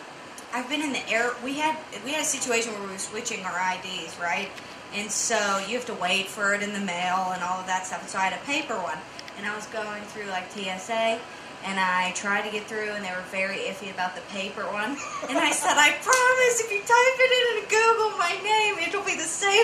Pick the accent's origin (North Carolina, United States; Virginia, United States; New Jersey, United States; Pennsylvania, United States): Pennsylvania, United States; Pittsburgh; born or raised there